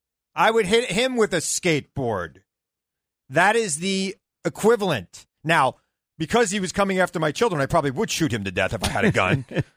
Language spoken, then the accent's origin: English; New York, United States; I'm a New Yorker.